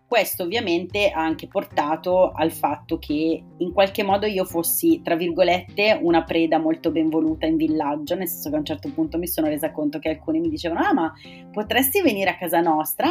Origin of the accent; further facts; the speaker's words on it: province of Bergamo, Lombardy, Italy; Io sono originaria della provincia di Bergamo